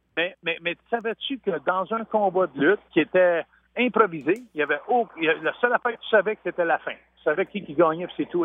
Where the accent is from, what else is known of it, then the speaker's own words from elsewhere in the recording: Saint-Sulpice, Quebec, Canada; chez nous à Saint-Sulpice. Mais moi, j'avais 4-5 ans